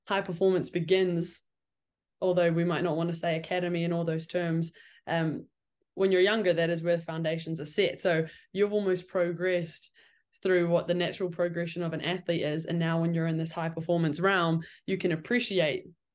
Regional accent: New Zealand; I'm from New Zealand

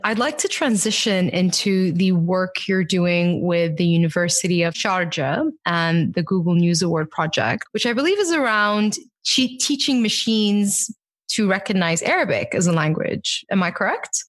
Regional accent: Bahrain; I grew up in the Middle East and I'm Bahraini, I'm Arab

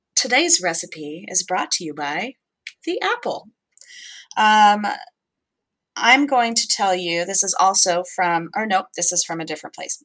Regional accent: Southwest, United States; moved away; I'm from the Southwest

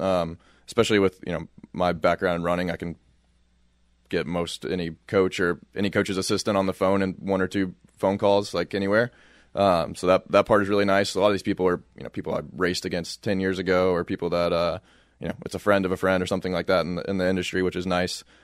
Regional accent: Louisville, Kentucky, United States; moved away as an adult; now in Flagstaff, United States; I grew up in Louisville, Kentucky

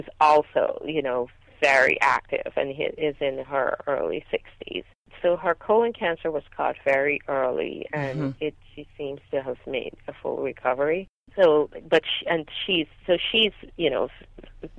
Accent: Guyana; now in Los Angeles, United States; I grew up in Guyana in a multi-generational home

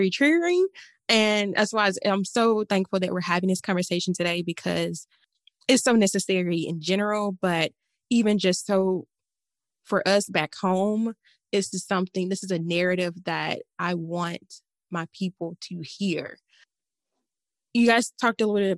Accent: the South, United States; we're from the South. And that Delta

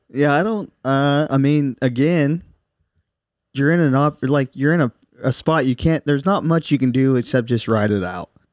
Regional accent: Southern Ohio, United States; We're from Southern Ohio

